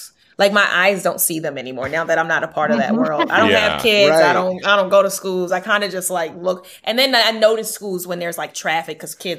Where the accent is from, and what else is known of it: Baltimore, Maryland, United States